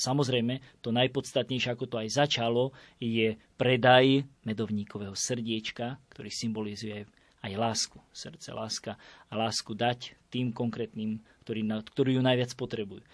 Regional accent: Bijacovce, Prešov Region, Slovakia; now in Bratislava, Slovakia; odkiaľ pochádzam z Biacovi, lebo tam je veľká slávnosť, patron kostola všetkých svetých v Biacovciach. Takže veľmi, veľmi si to uctievame v našej farnosti

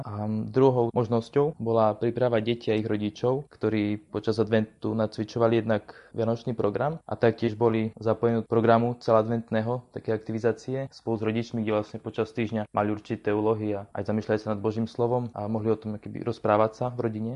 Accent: Slovakia; moved away as an adult; sme boli Slováci

